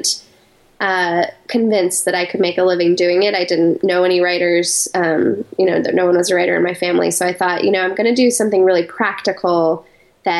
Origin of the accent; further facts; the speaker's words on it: Colorado Springs, Colorado, United States; moved away as an adult; also born or lived in New York City, United States; I grew up in Colorado Springs, Colorado